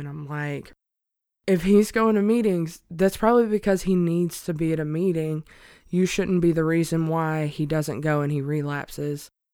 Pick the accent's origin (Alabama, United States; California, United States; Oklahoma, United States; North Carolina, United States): Alabama, United States; moved away as an adult; I'm originally from a super small town in Alabama